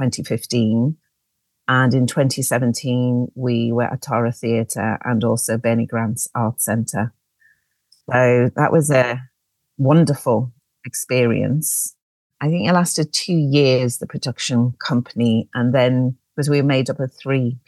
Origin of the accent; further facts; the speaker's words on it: Liverpool, North West England, United Kingdom; now in London, United Kingdom; I'm originally from Liverpool, as you might be able to hear from my accent.